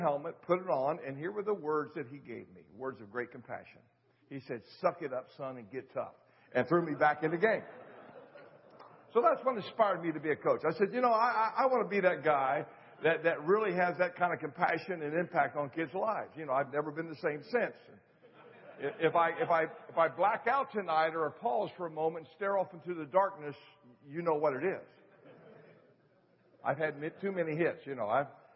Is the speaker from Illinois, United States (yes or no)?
no; just north of Cincinnati, Ohio, United States; I grew up in Ohio, just north of Cincinnati, Ohio